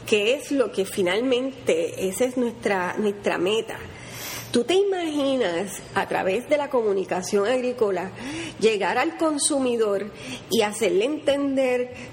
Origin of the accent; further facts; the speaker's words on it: Puerto Rico; miren no, nosotros somos caribeños a mí me encantan los plátanos maduros. Yo no puedo. Las alcapulas